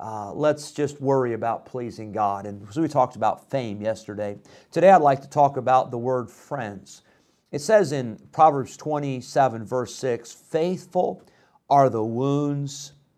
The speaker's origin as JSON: {"language": "English", "region": "Illinois", "country": "United States", "tie": "born or raised there", "moved": "yes", "said": "I grew up in Illinois"}